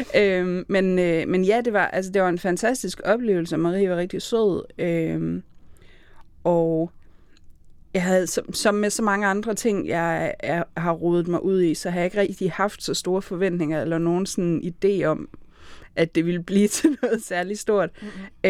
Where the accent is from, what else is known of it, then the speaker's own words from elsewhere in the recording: Aarhus, Central Denmark Region, Denmark; jeg er Aarhusianer hvis nogen ikke kunne høre det.